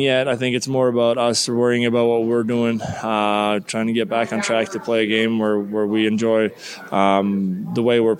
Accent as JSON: {"language": "English", "country": "Sweden", "tie": "born or raised there", "moved": "as an adult", "said": "Halloween wasn't big at all when I grew up in Sweden"}